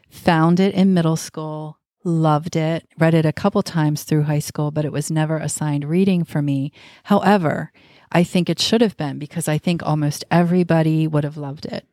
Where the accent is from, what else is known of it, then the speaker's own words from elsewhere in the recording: United States; we're American